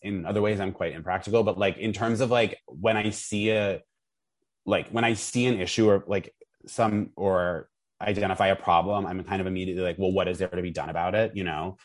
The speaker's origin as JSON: {"language": "English", "region": "Vermont", "country": "United States", "tie": "born or raised there", "said": "I grew up in Vermont"}